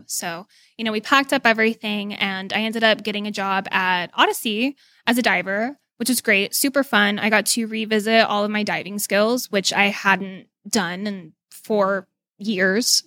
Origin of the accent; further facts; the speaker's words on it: Dallas, Texas, United States; moved away; I'm originally from Dallas